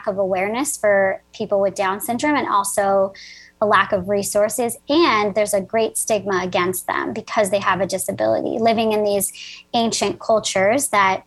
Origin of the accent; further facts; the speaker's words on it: New Jersey, United States; I am from New Jersey, so I'm a Jersey girl.